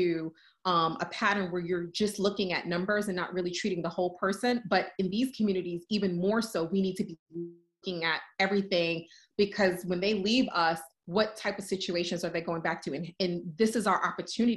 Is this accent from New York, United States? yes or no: yes; New York City, New York, United States; moved away; I'm originally from the Bronx, I'm from New York